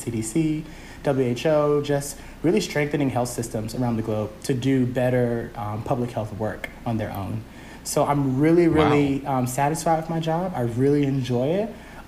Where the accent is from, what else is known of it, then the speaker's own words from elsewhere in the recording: Atlanta, Georgia, United States; first language English; also born or lived in Birmingham, Alabama / Japan; I was born in Birmingham, Alabama. Okay. And I moved to Atlanta soon after. I think my mom says I was only a couple months old, maybe half a year. So I moved here with my mom and dad.